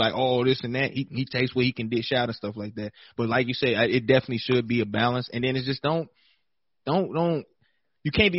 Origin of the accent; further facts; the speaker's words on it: Chicago, Illinois, United States; I'm from Chicago